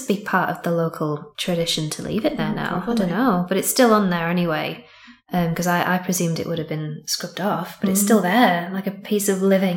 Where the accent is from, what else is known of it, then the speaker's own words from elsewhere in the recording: Skipton, Yorkshire and the Humber, United Kingdom; I'm from Skipton, there's a boys' school there next to our school